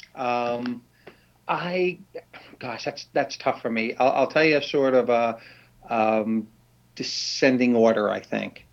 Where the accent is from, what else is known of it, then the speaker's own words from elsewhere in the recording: New York City, New York, United States; also born or lived in Washington; now in London, United Kingdom; originally New York City